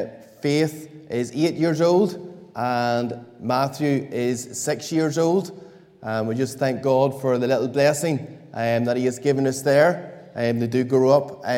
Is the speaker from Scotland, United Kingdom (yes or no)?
no; Kilkeel, Northern Ireland, United Kingdom; moved away as an adult; now in Dublin, Ireland; As you know from my accent, I'm not from Dublin and originally from a little place along the mountains of Mourne in Kilkeel